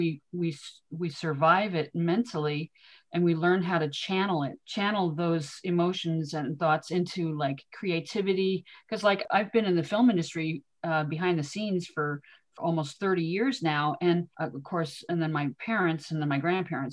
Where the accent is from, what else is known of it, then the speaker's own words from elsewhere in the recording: Los Angeles, California, United States; Growing up in Hollywood, I went to Selma Avenue Elementary School, and I went to Hollywood High.